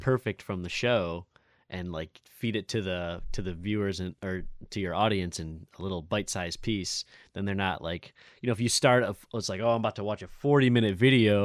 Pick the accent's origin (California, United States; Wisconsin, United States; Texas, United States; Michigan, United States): Michigan, United States; Lake Orion; now in Royal Oak, United States; Paint Creek Trail runs through Lake Orion also, which is, like, my hometown